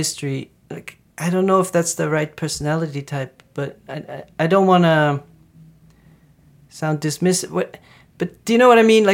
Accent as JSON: {"language": "English", "country": "Netherlands", "said": "I'm from the Netherlands"}